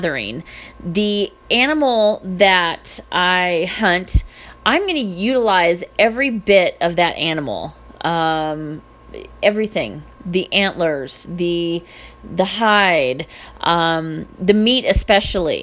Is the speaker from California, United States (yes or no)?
yes; California, United States; moved away; I am from California